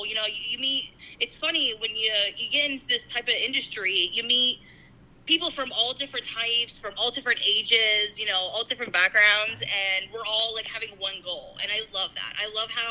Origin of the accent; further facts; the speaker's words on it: Schuylkill County, Pennsylvania, United States; I'm from Schuylkill County, so I'm like, this is local